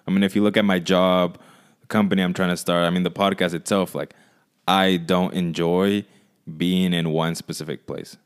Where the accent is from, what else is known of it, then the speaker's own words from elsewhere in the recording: Michoacán, Mexico; moved away; I went to Michoacan, where I'm from, to visit my family